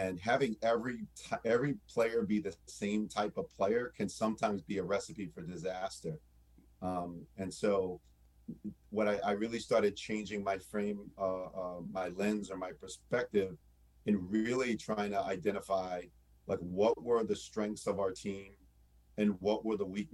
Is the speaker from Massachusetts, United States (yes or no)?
yes; Lowell, Massachusetts, United States; I grew up in Lowell, Massachusetts